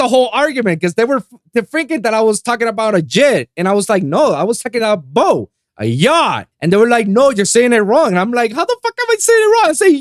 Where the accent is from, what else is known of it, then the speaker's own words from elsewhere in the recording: Puerto Rico; accent: Spanish; English is a second language; moved away as an adult; I'm from Puerto Rico. I was born and raised in the island for 25 years